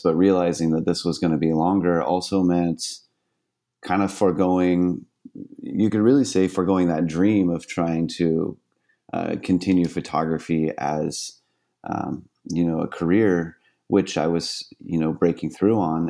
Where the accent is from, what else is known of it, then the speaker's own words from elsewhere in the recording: San Diego, California, United States; also born or lived in Miami; I grew up here in San Diego, on the beautiful seascapes